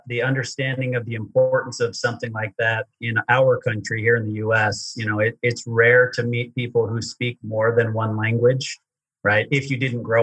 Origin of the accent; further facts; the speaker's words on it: Utah, United States; I grew up in Utah